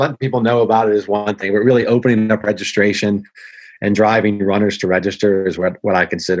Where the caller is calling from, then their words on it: Marietta, Georgia, United States; Today, I'm at the home office in Marietta, Georgia, and I'll be back on the road again for the next 7 of 10 weeks.